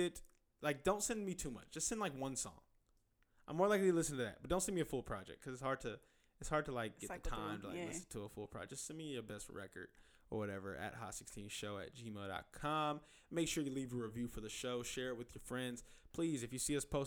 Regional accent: Inglewood, California, United States; I grew up in Inglewood.

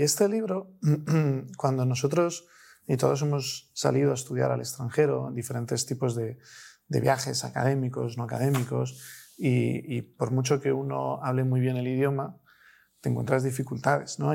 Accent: Spain; Nosotros somos españoles, trabajamos en su inmensa mayoría con familias españolas

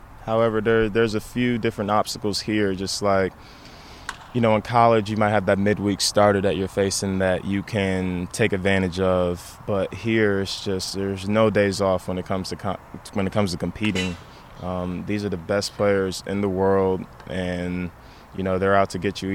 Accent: Atlanta, Georgia, United States; I grew up in the east side of Atlanta

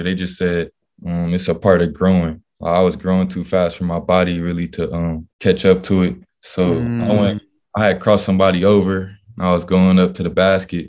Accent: Los Angeles, California, United States; moved away as an adult; also born or lived in Lynwood, California; now in Hanover, United States; I'm an L.A. baby. I grew up playing hoops

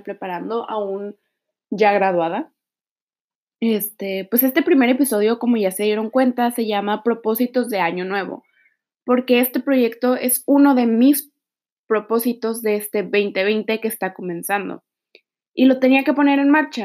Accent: Mexico; also born or lived in Tijuana; Soy mexicana, actualmente vivo en Tijuana

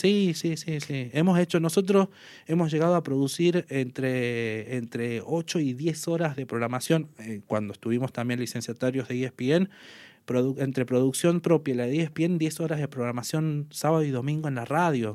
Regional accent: Salvador Mazza, Salta, Argentina; moved away as an adult; now in Tartagal, Argentina; soy nacido aquí en Tartagal, pero viví toda mi infancia y mi adolescencia en Salvador Massa.

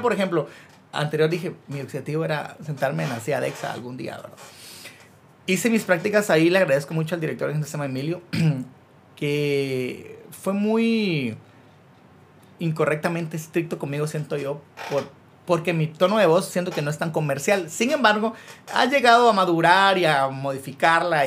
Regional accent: Chicacao, near Mazatenango, Suchitepéquez, Guatemala; Yo soy de Chicago y viajaba a Mazate todos los días por el colegio

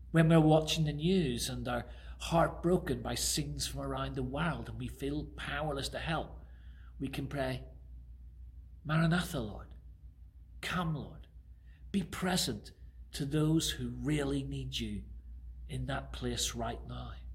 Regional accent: Belfast, Northern Ireland, United Kingdom; now in Harrow, United Kingdom; where I grew up in Belfast

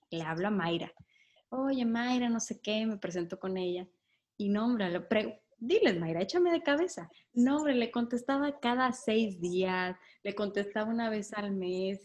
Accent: Sinaloa, Mexico; Soy de Sinaloa

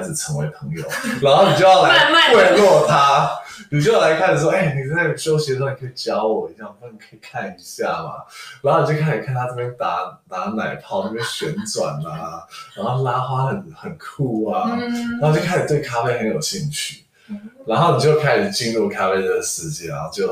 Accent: Taiwan; also born or lived in Australia; 因为其实我从小也是在台湾长大，

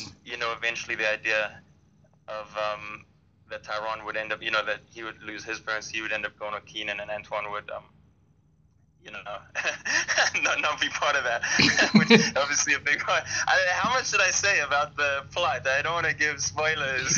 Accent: Durban, KwaZulu-Natal, South Africa; I'm from Durban, South Africa, so that's on the Indian Ocean

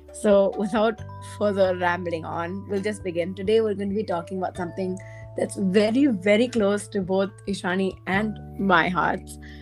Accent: South India, India; I am South Indian

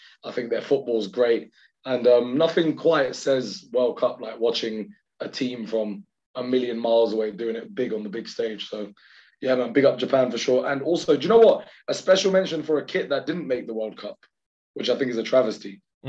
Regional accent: Pakistan; I'm just biased because I'm Pakistani

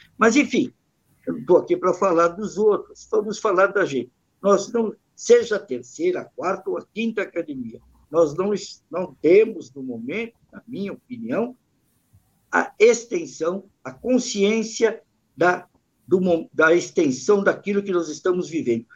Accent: São Paulo, Brazil; nós somos da Principado da Moca

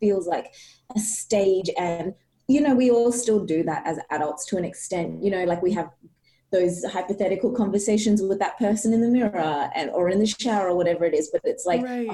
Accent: Australia; born or raised there; also born or lived in Sharjah, United Arab Emirates

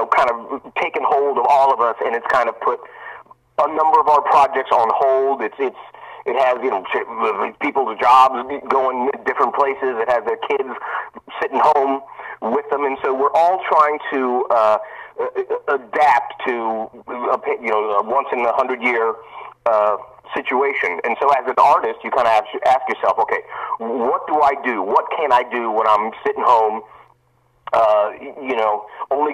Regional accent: central Pennsylvania, United States; now in Hollywood, United States; I grew up in Pennsylvania, central Pennsylvania. My dad was a teacher at Penn State

